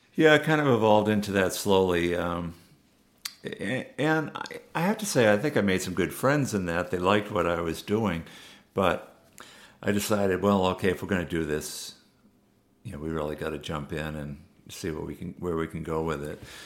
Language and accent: English; Massachusetts, United States; I grew up in Massachusetts